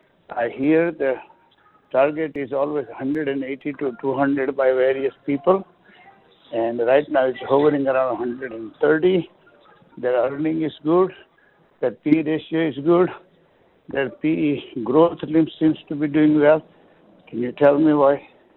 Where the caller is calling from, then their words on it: Dayton, Ohio, United States; from Dayton, Ohio.